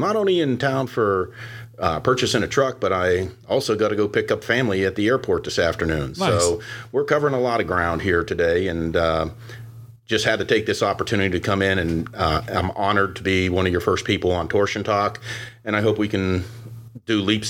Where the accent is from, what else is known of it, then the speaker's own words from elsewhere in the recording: Ohio, United States; I'm from Ohio, so you got to remember that's the state up north.